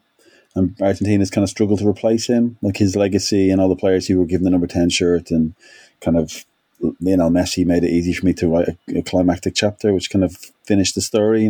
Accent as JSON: {"language": "English", "country": "Ireland", "said": "I'm Irish"}